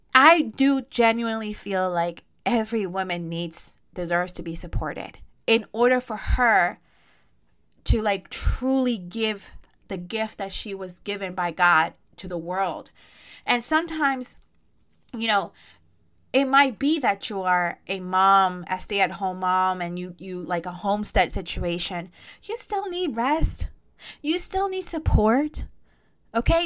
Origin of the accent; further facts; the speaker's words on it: Costa Rica; Costa Rica 'cause that's where I'm from